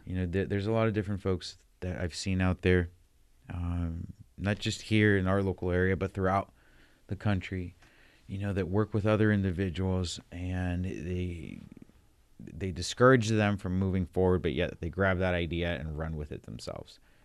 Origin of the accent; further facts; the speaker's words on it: San Diego, California, United States; moved away; I'm from the West Coast, San Diego